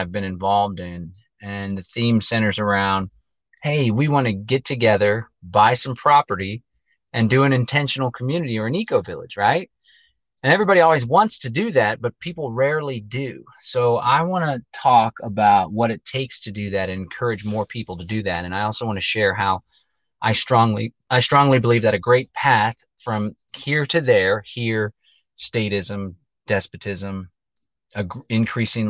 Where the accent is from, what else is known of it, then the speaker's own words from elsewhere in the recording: Austin, Texas, United States; northeast of Austin, which is where I live, where I'm from